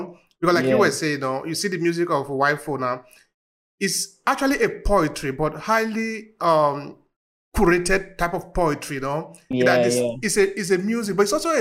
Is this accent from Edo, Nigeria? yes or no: yes; Uromi, Edo, Nigeria; growing up in Uromi